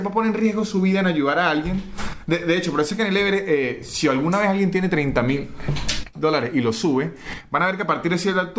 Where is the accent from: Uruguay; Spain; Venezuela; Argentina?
Venezuela; moved away; Porque yo, yo salí de Venezuela